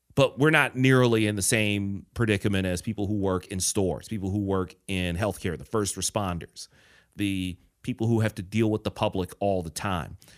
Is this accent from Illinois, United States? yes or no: no; Detroit, Michigan, United States; moved away; also born or lived in Chicago; Detroit, my hometown